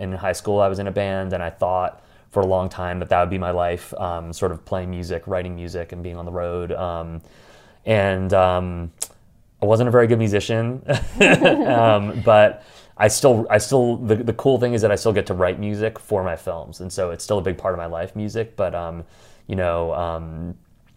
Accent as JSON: {"language": "English", "region": "New York", "country": "United States", "said": "I'm a New Yorker"}